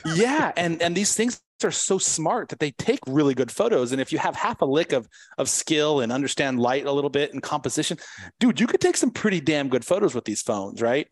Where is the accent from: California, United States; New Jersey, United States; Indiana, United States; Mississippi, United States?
California, United States; San Diego; I'm from San Diego